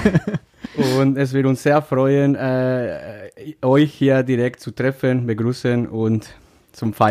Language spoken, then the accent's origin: German; Mexico; German is a second language; now in Germany; Ich komme aus Mexiko. Ich bin seit sechs Jahren äh, Mitglieder vom, dem, vom Husenkrieg äh, Festspielverein.